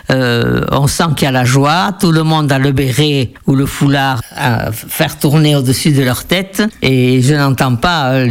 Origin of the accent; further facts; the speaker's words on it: France; also born or lived in Argentina; Je suis née en Argentine. Mes parents étaient des Pays Basque français. Nous sommes euh, rentrés en France avec mes frères et sœurs. J'avais 10 ans quand je suis rentré.